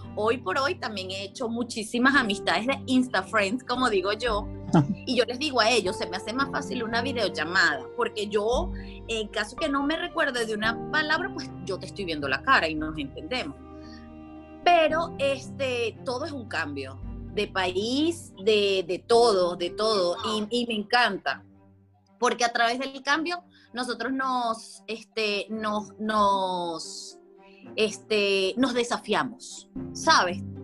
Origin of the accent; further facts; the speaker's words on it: Venezuela; moved away as an adult; also born or lived in South Carolina, United States; now in Tennessee, United States; soy venezolana, llevo ya dos años viviendo en Estados Unidos